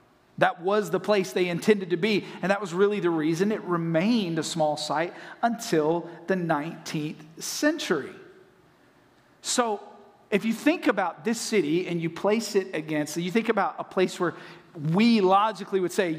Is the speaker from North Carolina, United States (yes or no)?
yes; Saluda, North Carolina, United States; moved away as an adult; also born or lived in Hendersonville, North Carolina; now in Florida, United States; I grew up just south of Flat Rock, just outside of a little town called Saluda, population 524